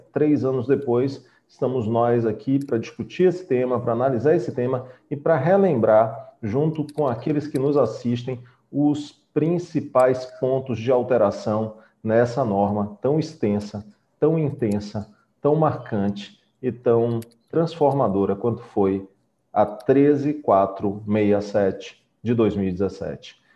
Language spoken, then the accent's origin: Portuguese; Bahia, Brazil; somos baianos